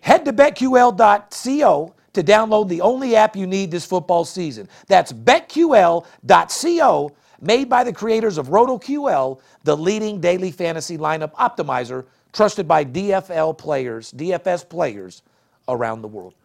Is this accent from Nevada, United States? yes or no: yes; Las Vegas, Nevada, United States; I'm born and raised in Vegas